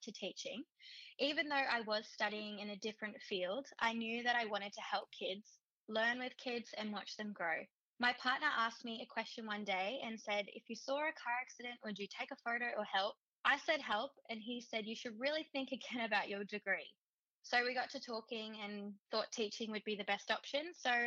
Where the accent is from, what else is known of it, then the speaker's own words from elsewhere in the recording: Brisbane, Queensland, Australia; moved away as an adult; now in Aurukun, Australia; I'm from North Brisbane